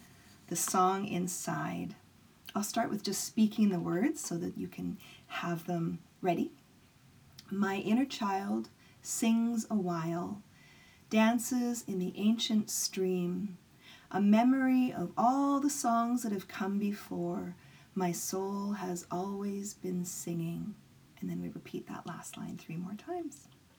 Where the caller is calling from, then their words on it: White Rock, British Columbia, Canada; I'm calling from White Rock, British Columbia, Canada, which is also the unceded territories of the Semiahmoo people and the broader Coast Salish people.